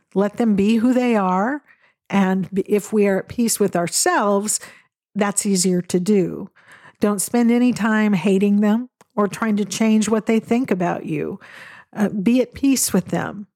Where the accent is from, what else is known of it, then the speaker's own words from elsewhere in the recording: Western Washington State, United States; I grew up in Western Washington State, where there are evergreens everywhere you look